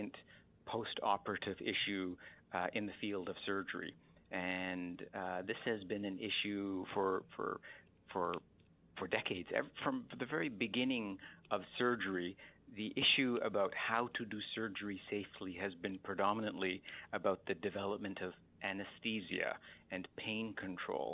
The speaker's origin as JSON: {"language": "English", "country": "Canada", "tie": "born or raised there", "said": "a young child growing up in Canada"}